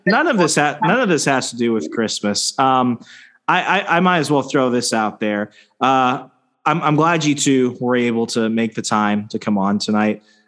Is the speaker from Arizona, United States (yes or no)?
yes; Arizona, United States; also born or lived in Virginia; now in Wisconsin, United States; I'm from Arizona